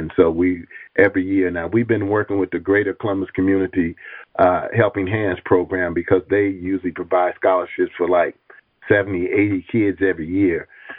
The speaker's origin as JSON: {"language": "English", "country": "Tanzania", "said": "I'm from Tanzania, rather, excuse me, to teach Kiswahili here for years."}